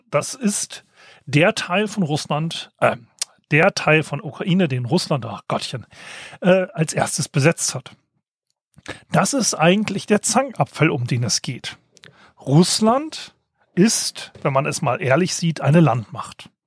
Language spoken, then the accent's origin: German; Hesse, Germany; Das Problem ist, ich komme aus der Gegend um die Edertalsperre.